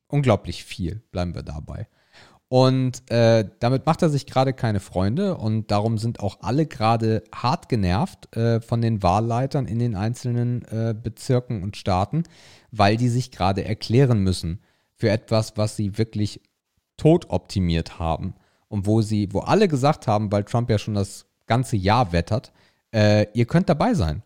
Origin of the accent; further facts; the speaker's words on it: Germany; bei uns in Deutschland